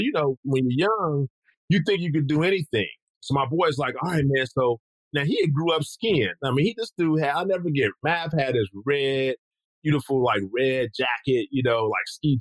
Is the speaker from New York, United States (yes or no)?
no; Los Angeles, California, United States; moved away; also born or lived in Japan; I grew up, I'm from Los Angeles, California